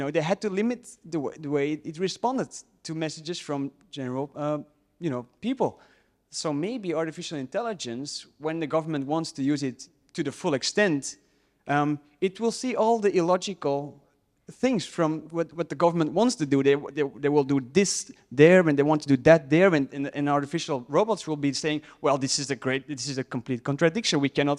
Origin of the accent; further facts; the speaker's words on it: Belgium; English is a second language; from Belgium.